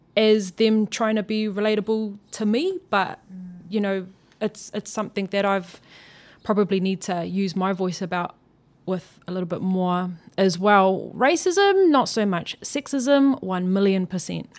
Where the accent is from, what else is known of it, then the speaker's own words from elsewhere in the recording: Auckland, New Zealand; growing up in South Auckland, I was living in Mangere East